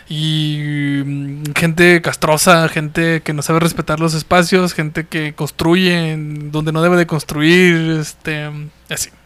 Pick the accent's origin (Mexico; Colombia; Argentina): Mexico; como mexicano